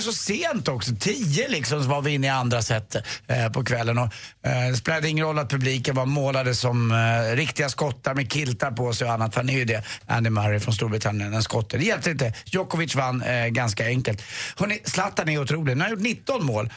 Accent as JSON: {"language": "Swedish", "town": "Stockholm", "region": "Stockholm County", "country": "Sweden", "tie": "born or raised there", "said": "Jag är uppväxt väldigt nära Djurgården"}